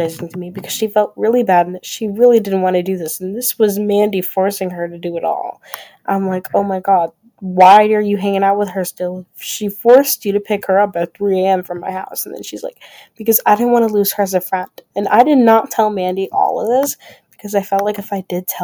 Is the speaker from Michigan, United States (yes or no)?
yes; Grand Rapids, Michigan, United States; I grew up in Grand Rapids, Michigan